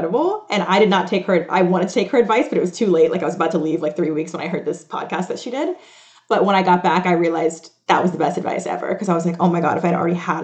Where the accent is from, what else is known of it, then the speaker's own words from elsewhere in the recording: Atlanta, Georgia, United States; now in New York, United States; obviously I live in New York and I'm from Atlanta